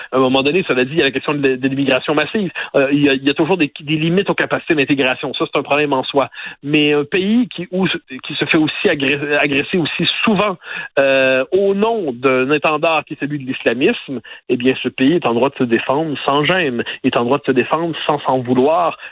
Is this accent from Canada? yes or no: yes; Quebec, Canada; on est québécois